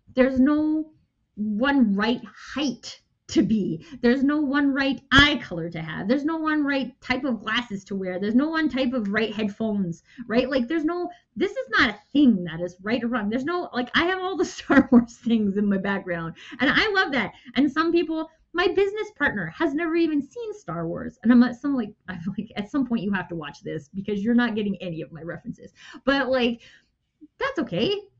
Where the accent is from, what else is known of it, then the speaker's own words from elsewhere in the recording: Canada; I'm Canadian.